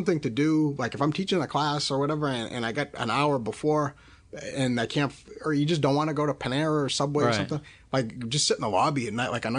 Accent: New Hampshire, United States; born or raised there; moved away

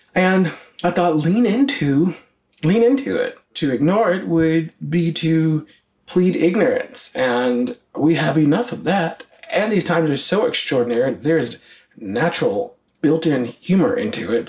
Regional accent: the South, United States; being black, gay, and Christian, and growing up in the South

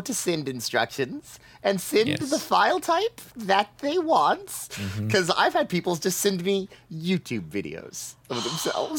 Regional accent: Florida, United States; I'm from Florida

